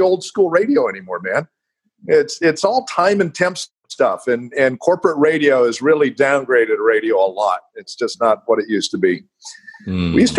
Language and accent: English; United States; also born or lived in Sacramento; I'm an American